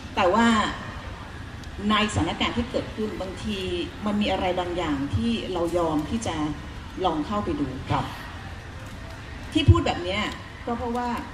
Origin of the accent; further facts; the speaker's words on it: Aranyaprathet, Sa Kaeo, Thailand; ตอนที่ตัวเองเติบโตขึ้นมาเนี่ย เราเติบโตมาในช่วงที่มีสงครามคือบ้านพี่เนี่ยอยู่อรัญญประเทศ